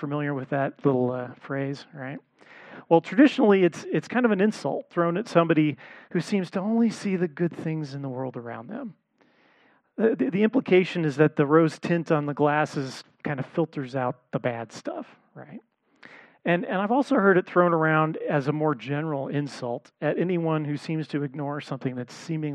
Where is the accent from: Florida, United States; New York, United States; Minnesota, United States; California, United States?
California, United States; Los Angeles; I grew up in the Los Angeles area